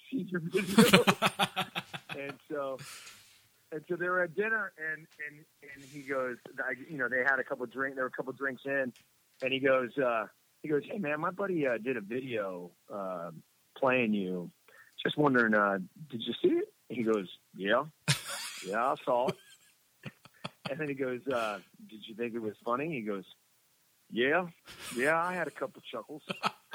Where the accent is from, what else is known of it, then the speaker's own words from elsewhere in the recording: Miami, Florida, United States; also born or lived in Washington, D.C. / New York; now in Santa Monica, United States; I grew up in Miami, Florida